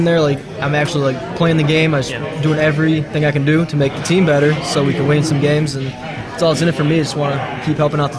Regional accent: St. Clair Shores, Michigan, United States; I grew up in St. Clair Shores, Michigan, okay. About like 30 minutes from here.

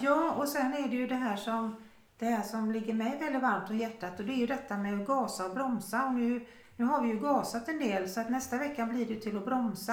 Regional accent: Sweden; moved away; vad vi är vana vid från Sverige

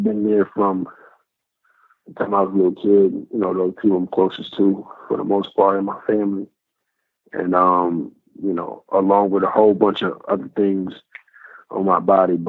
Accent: New York, United States; moved away; I'm from New York

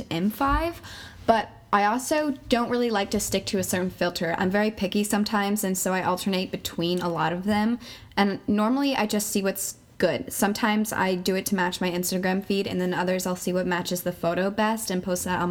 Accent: Claremont, New Hampshire, United States; I'm from Claremont, New Hampshire

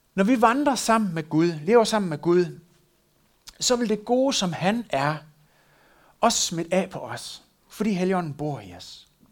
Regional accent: West Jutland, Denmark; der hvor jeg kommer fra, er selvfølgelig, at hun fandt en øh, vestjyde

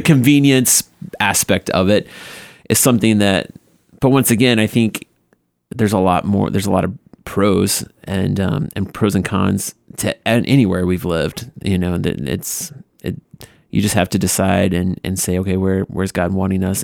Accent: Paulding, Ohio, United States; I'm from Paulina, Ohio

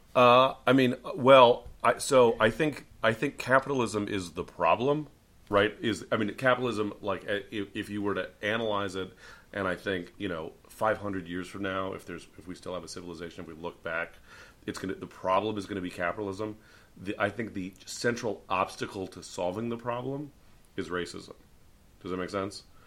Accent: San Francisco, California, United States; as someone from San Francisco

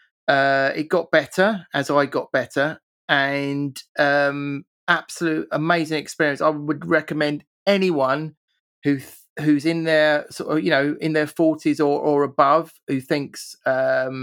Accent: England, United Kingdom; I'm typically English

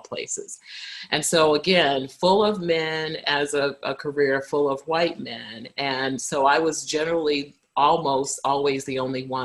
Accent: Brooklyn, New York, United States; because I grew up in Brooklyn

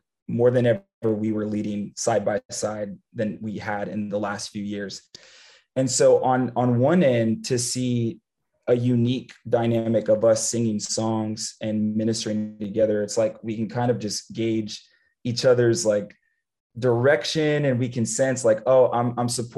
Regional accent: San Antonio, Texas, United States; moved away as an adult; I grew up born and raised in San Antonio, Texas

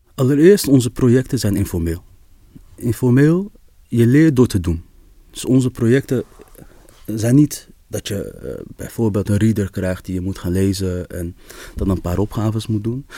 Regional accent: Amsterdam, North Holland, Netherlands; ik ben opgegroeid in de Kolenkitbuurt, in Amsterdam-West

